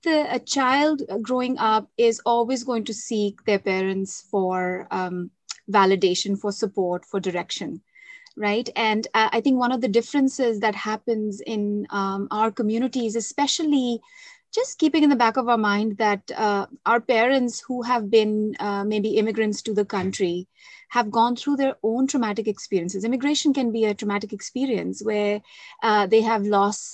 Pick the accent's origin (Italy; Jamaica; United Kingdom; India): India; moved away as an adult; now in Canada; growing up in India and coming to Canada in adult years